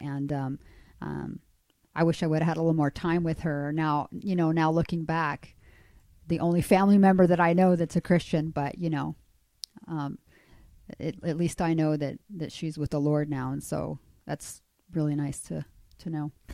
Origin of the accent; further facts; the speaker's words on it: Chile; moved away; I'm actually from Chile. I was born in South America.